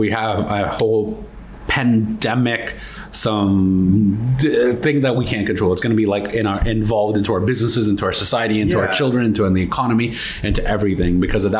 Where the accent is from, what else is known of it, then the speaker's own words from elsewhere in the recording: Mississauga, Ontario, Canada; I'm from Toronto, Mississauga.